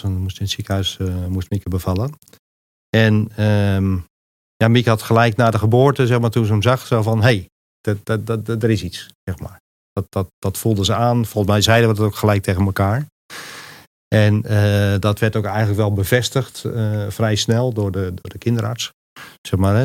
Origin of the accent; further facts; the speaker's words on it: Montfoort, Utrecht, Netherlands; moved away as an adult; also born or lived in Enkhuizen / Rotterdam; now in Apeldoorn, Netherlands; Geboren in Enkhuizen, getogen in Montfort tussen Utrecht en Gouda.